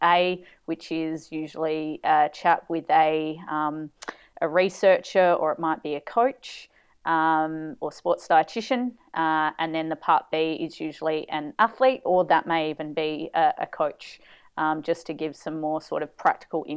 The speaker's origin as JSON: {"language": "English", "town": "Adelaide", "region": "South Australia", "country": "Australia", "tie": "born or raised there", "moved": "yes", "said": "my hometown, Adelaide."}